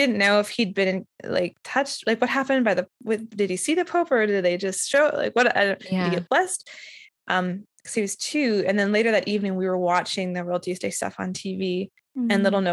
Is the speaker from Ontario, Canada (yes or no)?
no; Winnipeg, Manitoba, Canada; I grew up in Winnipeg